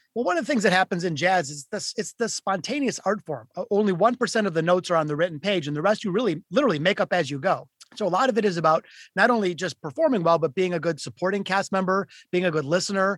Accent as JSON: {"language": "English", "town": "Detroit", "region": "Michigan", "country": "United States", "tie": "born or raised there", "said": "I'm from Detroit, Michigan. I was born in the city of Detroit and I grew up playing guitar"}